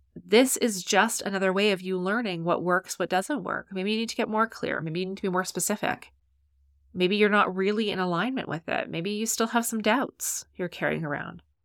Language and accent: English; Canada; I'm Canadian